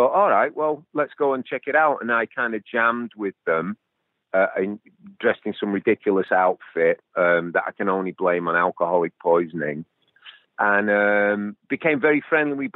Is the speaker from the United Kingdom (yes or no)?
yes; England, United Kingdom; moved away as an adult; also born or lived in California; we're English, me and Ian